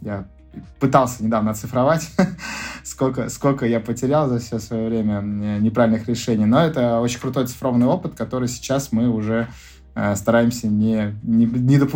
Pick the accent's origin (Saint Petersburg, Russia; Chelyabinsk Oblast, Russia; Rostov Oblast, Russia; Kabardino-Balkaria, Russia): Saint Petersburg, Russia; А, у нас шаверма, мы же из Питера.